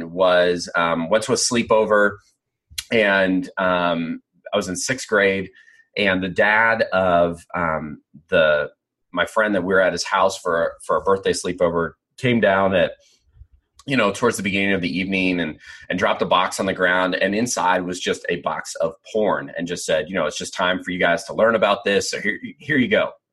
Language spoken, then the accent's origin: English; Pennsylvania, United States; where I grew up in Pennsylvania, church was something that you did